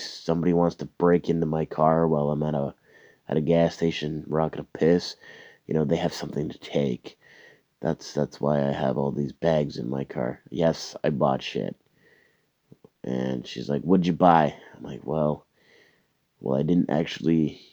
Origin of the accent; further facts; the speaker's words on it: Canada; Where are you from? Canada.